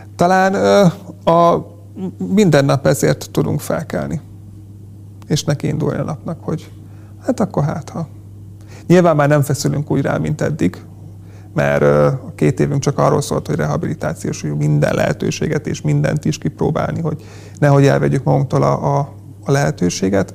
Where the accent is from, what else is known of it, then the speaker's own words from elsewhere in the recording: Polgár, Hajdú-Bihar, Hungary; én polgáról származom